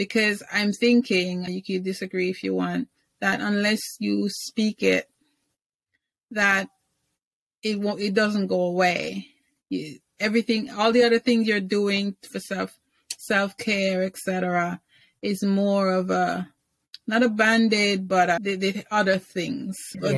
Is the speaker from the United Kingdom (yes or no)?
yes; England, United Kingdom; I grew up in England, so I'm used to funny guys.